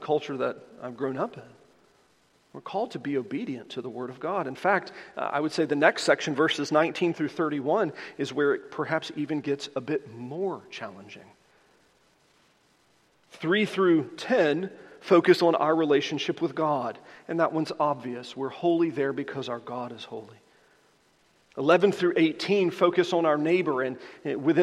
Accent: the American South, United States; I am a Southerner

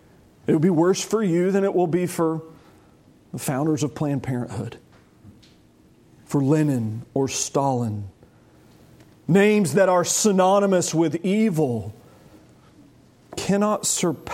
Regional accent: United States; York County. I'm from York County.

